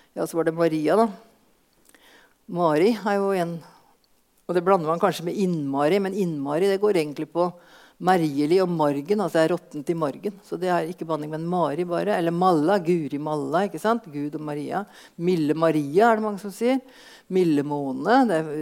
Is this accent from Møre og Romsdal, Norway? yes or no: no; Østfold, Norway; vi hjemme i Østfold